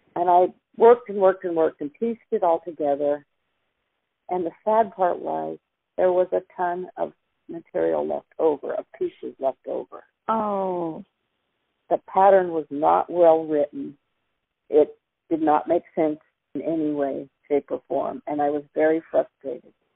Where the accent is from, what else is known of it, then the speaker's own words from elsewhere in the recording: Silicon Valley, California, United States; also born or lived in Denver, Colorado / Sunnyvale / San Jose; I was five, turning six when we moved here. Went to three different kindergartens